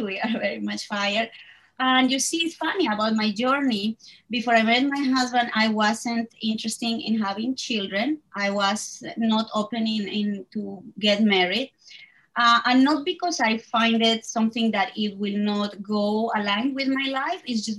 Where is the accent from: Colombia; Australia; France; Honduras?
Colombia; Bogota; moved away as an adult; now in New York, United States; I am originally from Colombia. I was born in Bogota, but I live in the United States, in the state of New York, for the last 18 years since I met my husband.